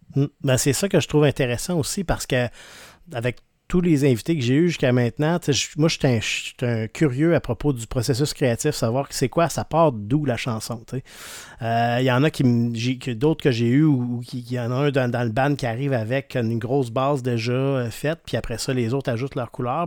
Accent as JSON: {"language": "French", "town": "Rimouski", "region": "Quebec", "country": "Canada", "said": "Je viens de Rimouski"}